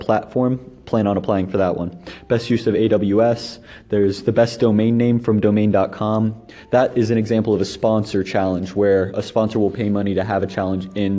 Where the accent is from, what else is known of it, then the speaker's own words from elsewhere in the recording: Lebanon, Ohio, United States; moved away as an adult; also born or lived in Colorado Springs, Colorado / Columbus, Ohio; my hometown of Lebanon, it was a rural town